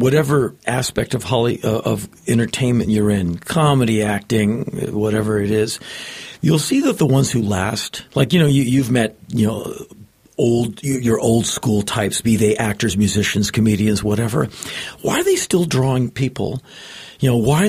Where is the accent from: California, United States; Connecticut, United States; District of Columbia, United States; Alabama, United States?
District of Columbia, United States; Washington; moved away as an adult; now in Los Angeles, United States; I grew up in Washington, right, DC